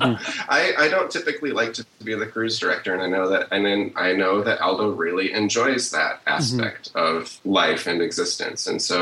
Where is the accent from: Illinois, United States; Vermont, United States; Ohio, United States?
Ohio, United States; Cleveland; I grew up around the Cleveland area.